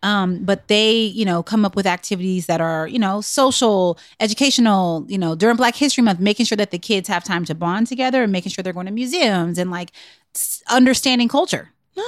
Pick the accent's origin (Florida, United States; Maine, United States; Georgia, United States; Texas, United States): Texas, United States; I grew up in Texas. I love Jack and Jill. I went to predominantly white schools and I was in Jack and Jill.